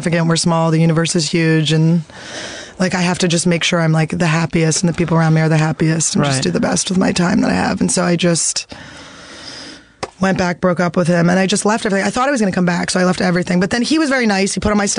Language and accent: English; Philadelphia, Pennsylvania, United States; moved away; I grew up in Philadelphia.